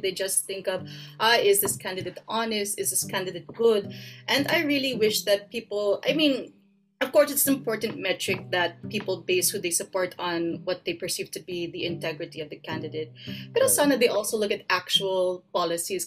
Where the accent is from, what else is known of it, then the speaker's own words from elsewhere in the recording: New York, United States; moved away as an adult; now in Philippines; I grew up in New York